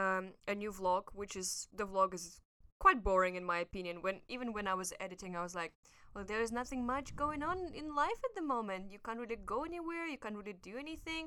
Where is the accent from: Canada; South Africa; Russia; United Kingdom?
Russia; now in Hong Kong; I'm from Russia.